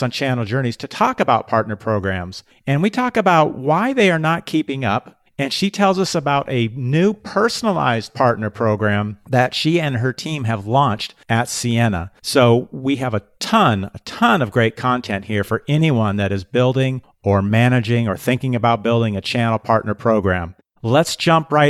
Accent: Seattle, Washington, United States; moved away; I grew up in Seattle

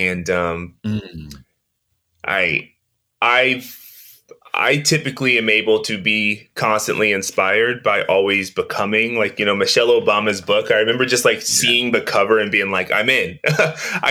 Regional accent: Oakland, California, United States; growing up in East Oakland, growing up in the inner city

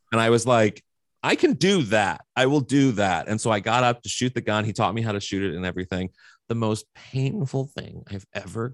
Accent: Missouri, United States; moved away; also born or lived in New York; I'm from Missouri

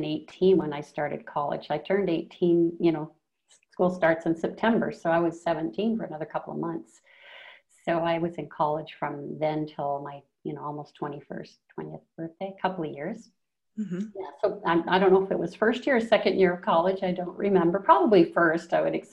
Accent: Canada; now in Colombia; I'm from Canada originally

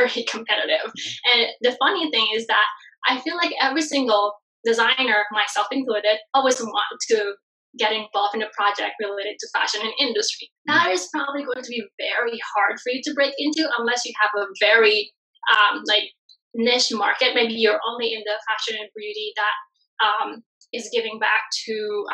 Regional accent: Bali, Indonesia; moved away; I'm originally from Bali, Indonesia. So I'm from a third world country originally, only raised in a very traditional family

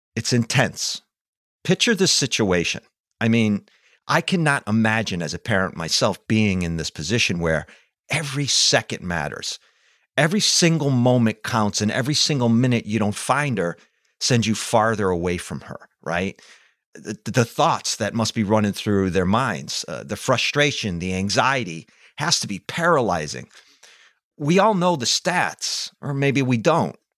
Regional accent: East Hartford, Connecticut, United States; walking to school one day in grammar school in East Hartford, Connecticut

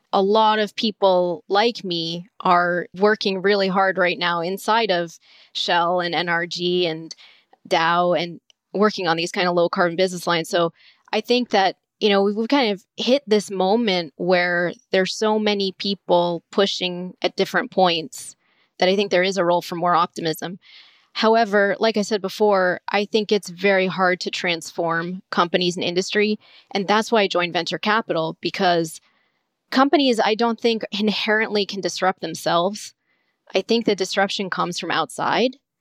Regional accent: Southwest Florida, United States; I grew up in Southwest Florida

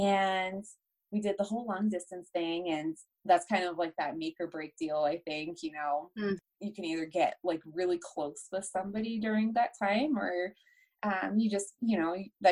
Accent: Delaware, United States; moved away as an adult; also born or lived in Baltimore, Maryland / Chestertown, Maryland; now in Greeley, United States; I'm from Delaware

